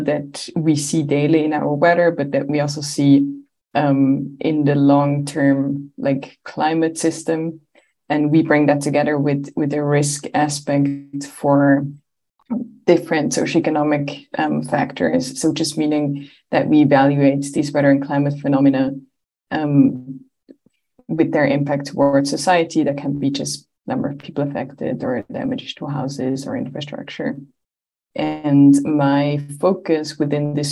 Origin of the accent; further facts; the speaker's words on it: Swiss Alps, Switzerland; I grew up in the Swiss Alps